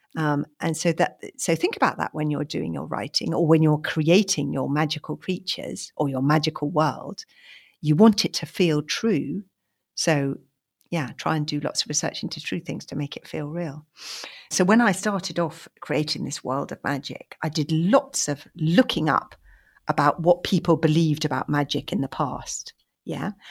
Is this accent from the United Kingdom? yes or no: yes; London, United Kingdom; When I was little, I grew up in London in a house without a garden